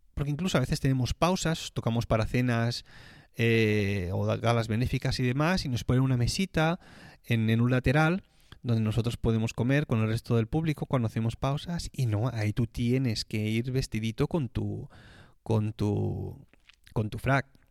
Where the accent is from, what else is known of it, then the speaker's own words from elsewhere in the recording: Tarragona, Catalonia, Spain; moved away as an adult; now in Switzerland; cuando estudiaba en el Conservatorio de Tarragona, mi ciudad eh, de donde soy oriundo